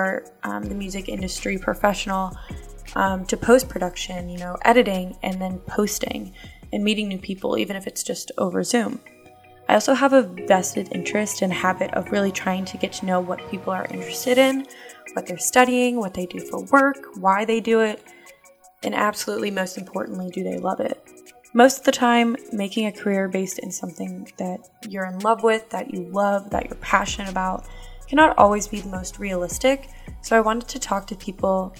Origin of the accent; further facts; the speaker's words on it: Pittsburgh, Pennsylvania, United States; also born or lived in Auburn University, Alabama; I'm from Pittsburgh, Pennsylvania